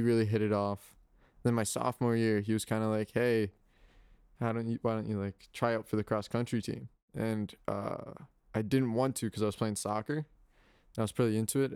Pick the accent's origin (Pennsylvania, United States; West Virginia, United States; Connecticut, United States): Connecticut, United States; Guilford; moved away as an adult; I come from Guildford, Connecticut